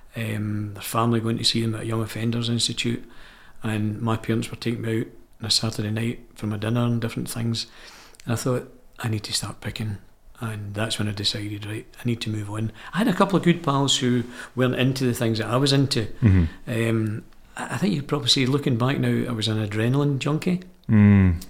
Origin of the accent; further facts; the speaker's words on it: Glasgow, Scotland, United Kingdom; I was born and bred in the Gorbals in Glasgow